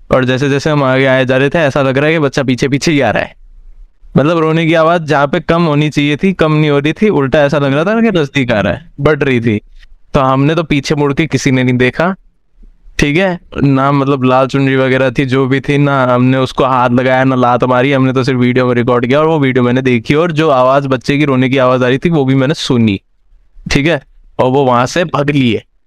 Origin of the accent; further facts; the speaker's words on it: Bikaner, Rajasthan, India; है मेरा शहर बीकानेर